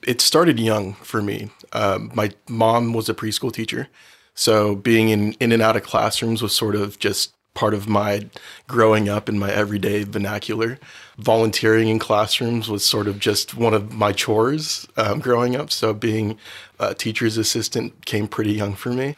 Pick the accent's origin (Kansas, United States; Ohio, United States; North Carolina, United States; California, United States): California, United States; Oceanside; also born or lived in Los Angeles County, California; I grew up in Oceanside